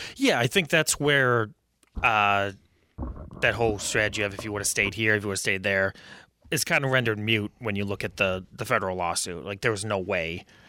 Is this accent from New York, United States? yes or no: yes; Buffalo, New York, United States; moved away as an adult; now in Rochester, United States; I'm a Buffalo native